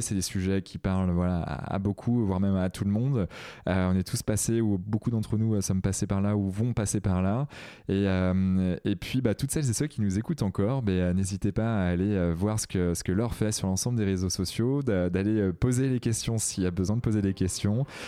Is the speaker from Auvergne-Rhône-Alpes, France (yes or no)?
no; Brittany, France; je suis breton et, étant en breton, je suis assez fier de mes origines